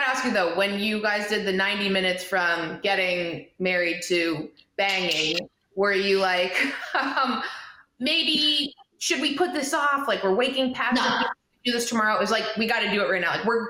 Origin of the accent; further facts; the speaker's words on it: Toronto, Ontario, Canada; now in United States; But we are both Canadian. I have my Toronto glass for you because we're from the six. Something, we're both in the States now